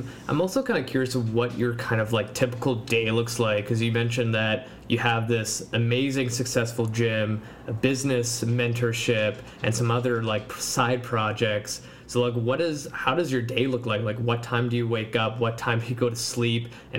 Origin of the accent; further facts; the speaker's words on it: Poland; now in United States; like, for me, like, I immigrated from Poland, and it was kind of a culture shock for me.